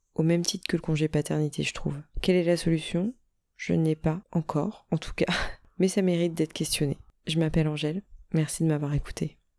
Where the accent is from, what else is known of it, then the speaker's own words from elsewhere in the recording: Niort, Nouvelle-Aquitaine, France; je suis de Niort